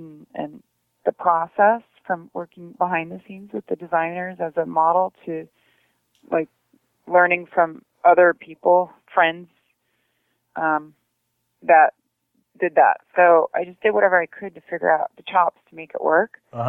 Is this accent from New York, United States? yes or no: no; San Diego, California, United States; Well, I think growing up in San Diego, I was always at the beach, and it's just kind of a natural transgression because it's kind of a beach chick growing up.